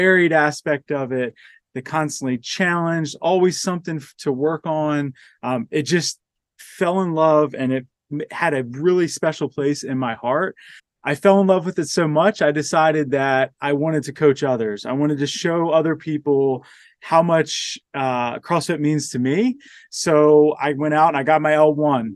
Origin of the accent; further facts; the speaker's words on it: Maryland, United States; moved away as an adult; now in Colorado, United States; I grew up in Maryland. So born on the East Coast